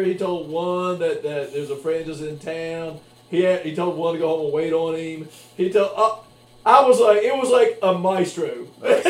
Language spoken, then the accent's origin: English; West Virginia, United States; I'm from West Virginia